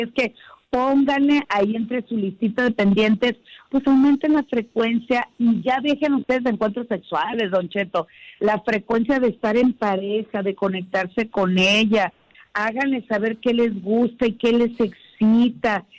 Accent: Sinaloa, Mexico; moved away; besos desde mi tierra

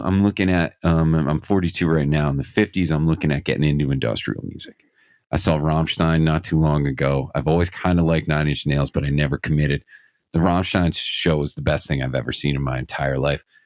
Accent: Scranton, Pennsylvania, United States; I'm from Scranton, Pennsylvania

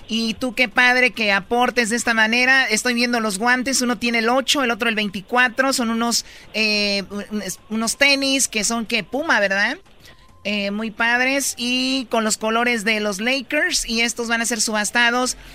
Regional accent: Jalisco, Mexico; yo soy de Jalisco.

